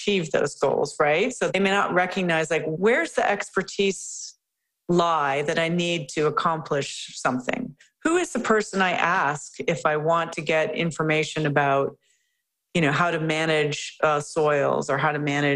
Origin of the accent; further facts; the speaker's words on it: Chicago, Illinois, United States; now in Vancouver, Canada; I'm from the Chicago area, and I was living in Chicago